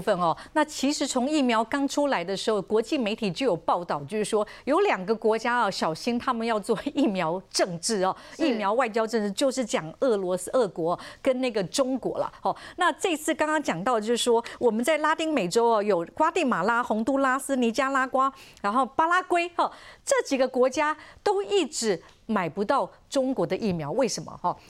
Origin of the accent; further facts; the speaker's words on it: Taiwan; 我想我们台湾人应该一点都不意外吧？